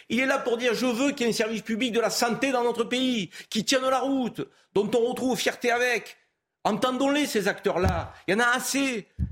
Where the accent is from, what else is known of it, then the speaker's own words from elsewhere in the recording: France; en tant que Français